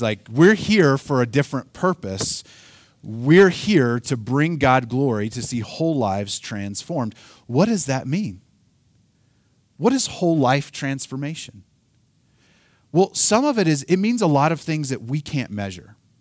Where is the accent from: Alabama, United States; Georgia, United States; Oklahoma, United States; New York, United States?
Oklahoma, United States; I'm from Oklahoma. We don't pronounce things like